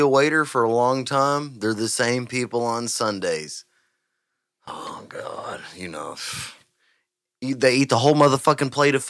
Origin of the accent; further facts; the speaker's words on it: Huffman, Texas, United States; I'm from Huffman.